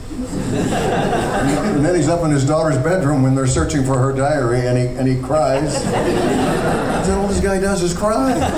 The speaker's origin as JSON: {"language": "English", "town": "Akron", "region": "Ohio", "country": "United States", "tie": "born or raised there", "also_born_or_lived": "New York", "moved": "as an adult", "said": "I'm from Akron. Born and raised, born and raised in Akron, Ohio."}